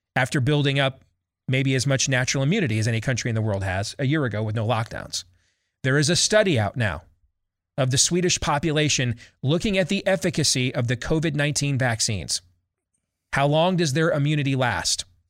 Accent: Midwest, United States; accent: Midwestern; my Midwestern accent

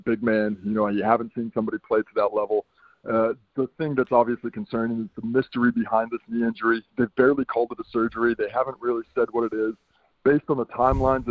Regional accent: New York, United States; moved away; originally, I'm a New Yorker.

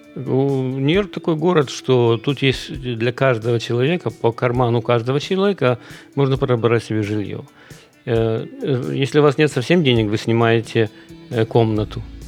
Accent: Kyiv, Ukraine; moved away as an adult; now in United States; в Киеве, я из Киева

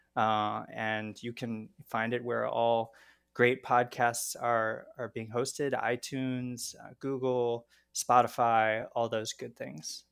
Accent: Baltimore, Maryland, United States; where I grew up in Baltimore

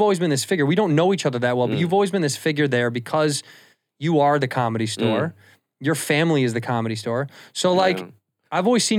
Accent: Chicago, Illinois, United States; No, I'm from Chicago.

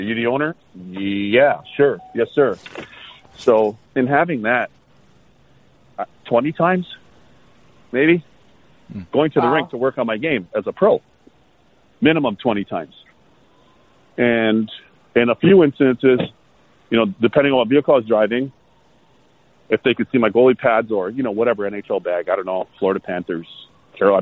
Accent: Toronto, Ontario, Canada; now in United States; growing up in Toronto

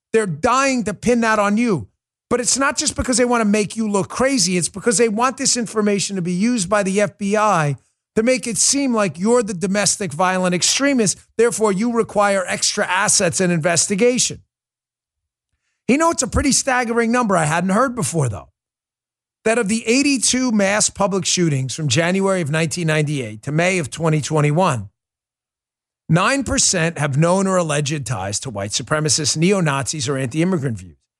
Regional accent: New York, United States; moved away; It's my hometown. I was born there

